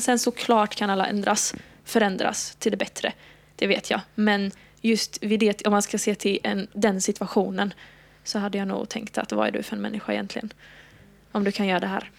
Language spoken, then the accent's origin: Swedish; Halmstad, Halland County, Sweden; moved away as an adult; now in Malmö, Sweden; jag är från Halmstad. Jag flyttade ner till Malmö då för att börja plugga för två och ett halvt år sedan